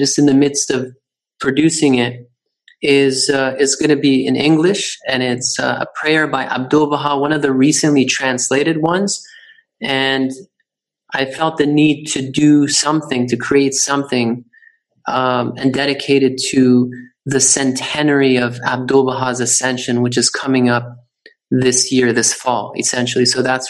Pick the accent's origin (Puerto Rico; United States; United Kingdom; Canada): Canada; moved away; which I had never heard of when I came from Canada